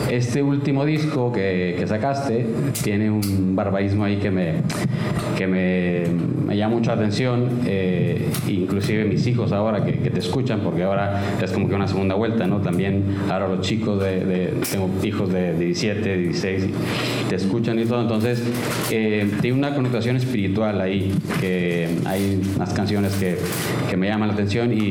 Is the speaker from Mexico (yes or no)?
yes; Mexico; soy mexicano